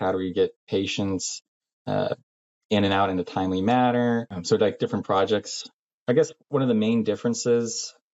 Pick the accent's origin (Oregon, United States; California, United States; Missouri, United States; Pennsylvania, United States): Oregon, United States; Salem; I'm from Salem, Oregon.